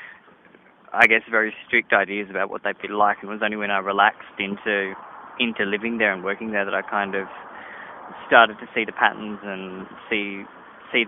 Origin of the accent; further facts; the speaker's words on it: Adelaide, South Australia, Australia; I'm from Adelaide